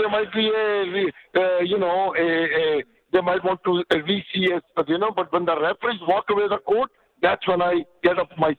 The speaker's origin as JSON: {"language": "English", "country": "India", "moved": "yes", "lives_now": "Canada", "said": "Well, you know, I came here in 84 from India, and for the first few years, for the first little time, I struggled"}